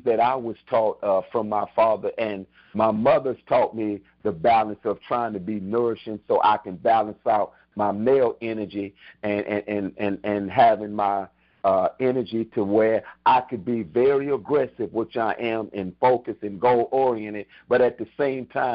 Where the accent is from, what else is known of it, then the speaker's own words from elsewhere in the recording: Houston, Texas, United States; moved away as an adult; also born or lived in Baton Rouge, Louisiana; I grew up in Houston, Texas